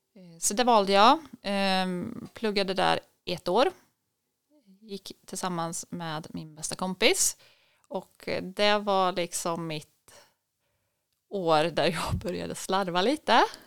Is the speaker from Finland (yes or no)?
no; Tidaholm, Västra Götaland, Sweden; jag är uppvuxen i Källefall, en mil utanför Tidaholm